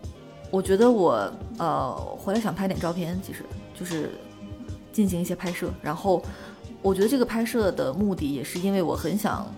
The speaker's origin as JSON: {"language": "Chinese", "town": "Shenzhen", "region": "Guangdong", "country": "China", "tie": "born or raised there", "also_born_or_lived": "Northeast China", "lives_now": "Beijing, China", "said": "我和就是东北这个故乡，呃的跟我的一个关系，包括我，因为我后来在深圳长大，包括我现在又在北京生活了很多年"}